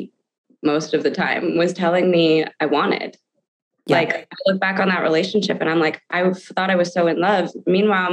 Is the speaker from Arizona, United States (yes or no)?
no; New Canaan, Connecticut, United States; I have friends that I grew up with in New Canaan, Connecticut, who've known me my whole life